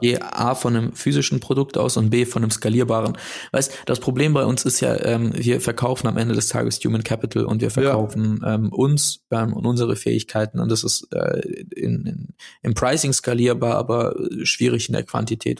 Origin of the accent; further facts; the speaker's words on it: Stuttgart, Baden-Württemberg, Germany; ich bin in Neugereuth aufgewachsen.